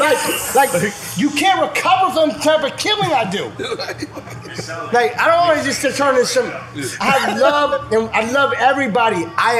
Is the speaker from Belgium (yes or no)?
no; Florida, United States; also born or lived in New Orleans, Louisiana / North Carolina / Miami-Dade County, Florida; I'm a Florida boy. I was raised in Florida.